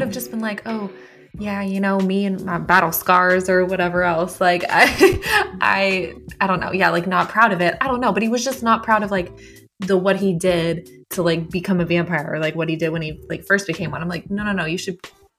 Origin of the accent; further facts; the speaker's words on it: the South, United States; I'm from the South